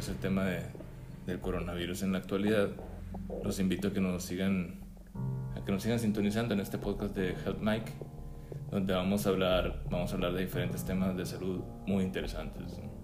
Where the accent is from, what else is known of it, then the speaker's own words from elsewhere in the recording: Mexico; aquí como mexicanos